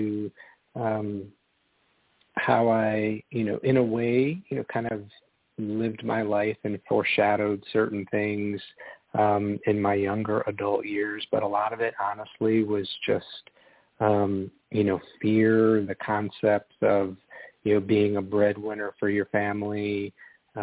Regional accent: outside of Chicago, Northwest Indiana, United States; moved away as an adult; now in Charlotte, United States; I grew up outside of Chicago in Northwest Indiana

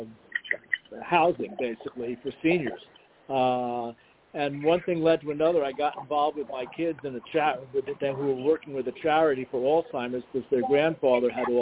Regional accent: New York City, New York, United States; also born or lived in Long Island; I was born and raised in New York City

